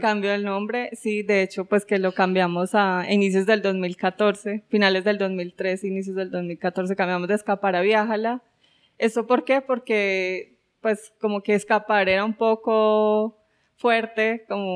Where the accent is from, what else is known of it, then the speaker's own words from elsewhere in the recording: Colombia; moved away as an adult; also born or lived in France; yo soy colombiana